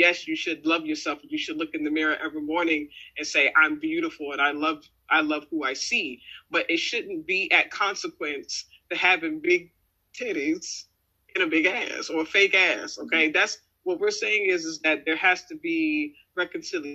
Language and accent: English; Richmond, Virginia, United States; growing up in Richmond